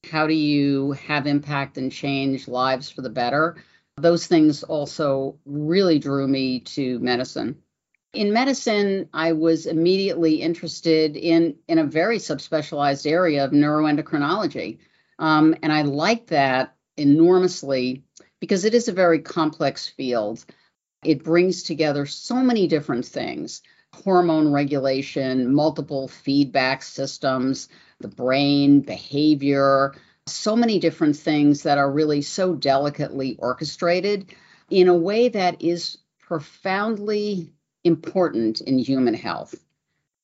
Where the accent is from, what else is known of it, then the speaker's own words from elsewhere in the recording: New York, United States; I'm originally from New York.